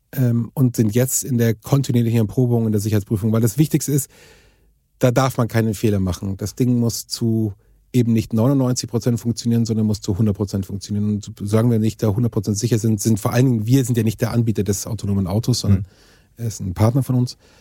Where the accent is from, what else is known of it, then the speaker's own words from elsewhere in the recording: Germany; als Europäer und speziell uns als Deutsche